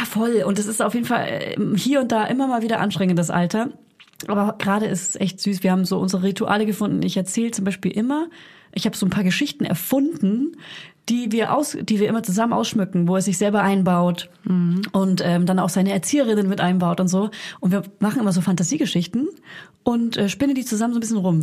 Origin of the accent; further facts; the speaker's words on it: Franconia, near Hof, Bavaria, Germany; accent: Franconian; now in Berlin, Germany; ich komme ja aus, aus Franken, aus der Nähe von der Stadt Hof, aus einem kleinen